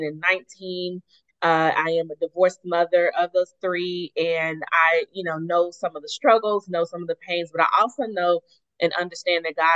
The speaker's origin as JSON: {"language": "English", "town": "Tulsa", "region": "Oklahoma", "country": "United States", "tie": "born or raised there", "also_born_or_lived": "Atlanta", "moved": "as an adult", "said": "I was born and raised here in Tulsa. I lived in Atlanta for 12 years, but post-divorce, I actually moved back home"}